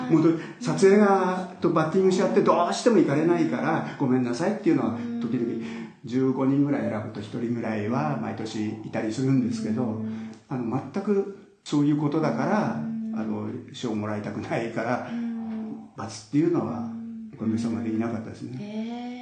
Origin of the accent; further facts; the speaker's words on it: Yokohama, Kanagawa, Japan; 僕横浜なんですけど